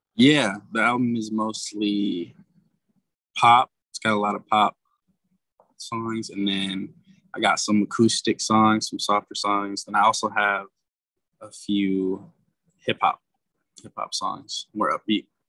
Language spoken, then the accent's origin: English; Grand Rapids, Michigan, United States; moved away as an adult; now in Miami, United States; I'm from Grand Rapids, Michigan